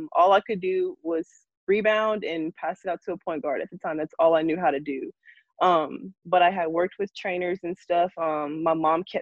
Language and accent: English; Memphis, Tennessee, United States; born or raised there; moved away as an adult; now in Little Rock, United States